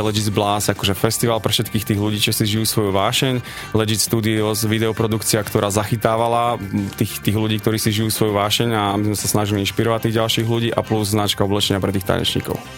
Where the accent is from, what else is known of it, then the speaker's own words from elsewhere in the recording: Banská Bystrica, Banská Bystrica Region, Slovakia; also born or lived in Florida, United States; Banská Bystrica preto, že to je naše rodné mesto